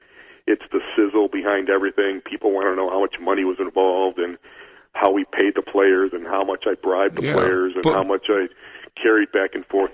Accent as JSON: {"language": "English", "country": "Brazil", "tie": "born or raised there", "said": "I'm sending three or four of my boys that I grew up with in Brazil to Australia"}